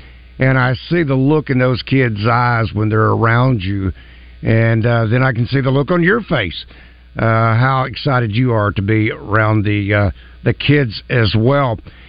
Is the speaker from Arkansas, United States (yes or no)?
yes; North Little Rock, Arkansas, United States; I wasn't born in North Little Rock, but I grew up in Dogtown. I grew up in Rose City.